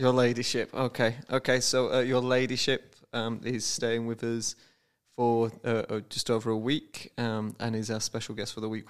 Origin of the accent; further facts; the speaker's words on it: United Kingdom; moved away; I am British